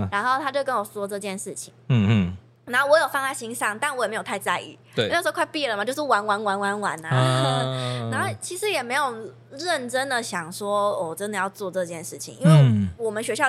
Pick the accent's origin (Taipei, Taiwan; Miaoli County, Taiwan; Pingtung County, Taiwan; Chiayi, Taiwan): Chiayi, Taiwan; 其实我那时候跟他说我是嘉义人的时候，